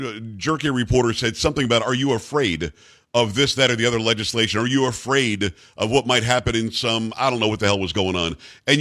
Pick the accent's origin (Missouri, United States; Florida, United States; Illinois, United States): Florida, United States; now in Texas, United States; I'm in Texas, although I grew up in Florida.